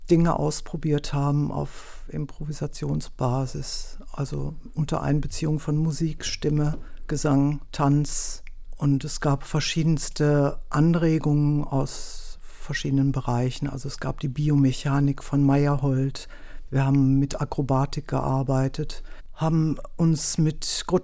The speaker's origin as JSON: {"language": "German", "town": "Wuppertal", "region": "North Rhine-Westphalia", "country": "Germany", "moved": "as an adult", "lives_now": "Berlin, Germany", "said": "Nee, ich komme ursprünglich aus Wuppertal"}